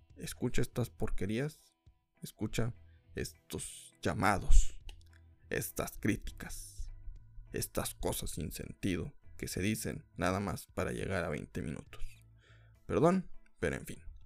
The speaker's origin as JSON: {"language": "Spanish", "country": "Mexico", "said": "soy mexicano"}